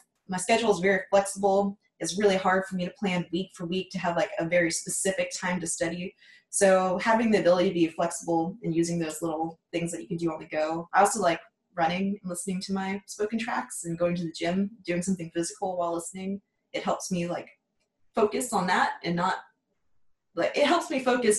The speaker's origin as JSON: {"language": "English", "town": "Washington", "region": "District of Columbia", "country": "United States", "tie": "born or raised there", "also_born_or_lived": "Dallas, Texas", "moved": "yes", "lives_now": "Waco, United States", "said": "I was born in Dallas and I grew up in the Washington, D.C. area."}